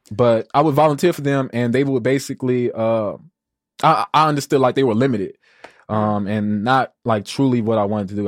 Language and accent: English; Chicago, Illinois, United States; I'm from the Wild Hundreds.